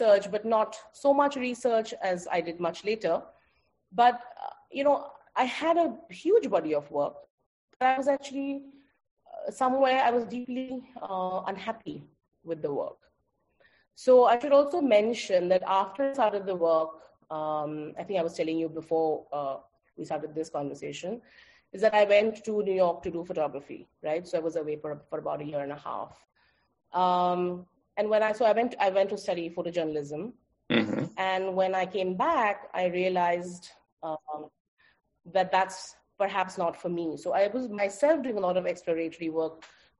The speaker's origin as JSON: {"language": "English", "town": "Kolkata", "region": "West Bengal", "country": "India", "tie": "born or raised there", "moved": "yes", "lives_now": "Goa, India", "said": "I am Bengali. I am born and brought up in Calcutta"}